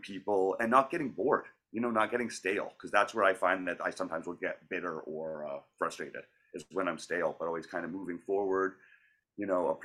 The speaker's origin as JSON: {"language": "English", "town": "Calgary", "region": "Alberta", "country": "Canada", "tie": "born or raised there", "moved": "as an adult", "lives_now": "Vancouver, Canada", "said": "I was originally from Calgary and I trained there, and I was there for 10 years"}